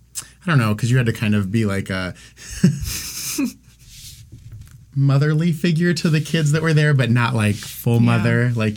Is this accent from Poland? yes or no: no; Van Wert, Ohio, United States; Van Wert, Ohio. Well, I was born in Van Wert, but I grew up in the country in Van Wert County.